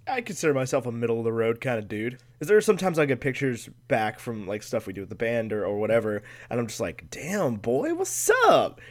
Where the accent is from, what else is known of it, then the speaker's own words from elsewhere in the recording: United States; I was, had the privilege to be born in the United States of America